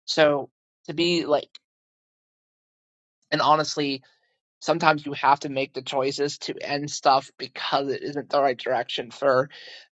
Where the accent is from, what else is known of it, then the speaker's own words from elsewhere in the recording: Pennsylvania, United States; moved away as an adult; we're from Pennsylvania originally.